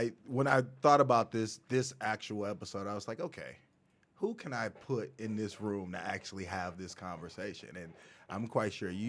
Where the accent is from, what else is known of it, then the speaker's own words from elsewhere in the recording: St. Louis, Missouri, United States; now in Florida, United States; I grew up in St. Louis, Missouri.